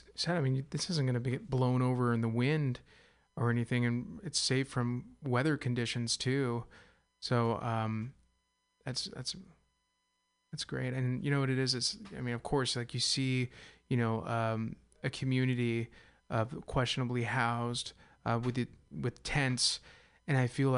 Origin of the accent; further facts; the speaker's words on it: Castro Valley, California, United States; I am from the East Bay. I'm from Castro Valley. I was raised on a cattle ranch